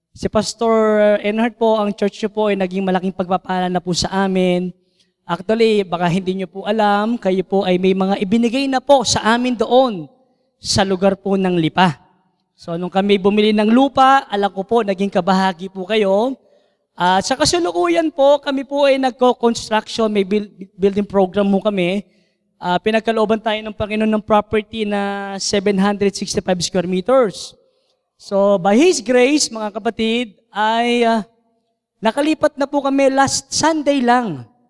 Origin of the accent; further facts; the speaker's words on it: Santa Cruz, Calabarzon, Philippines; moved away as an adult; now in Lipa, Philippines; Ako po ay bunga ng Santa Cruz, Laguna. So ako po ang kauna-unang mission dyan po sa Santa Cruz. So ako po ay from Laguna at dinala po kami dito sa Lipa, Batangas.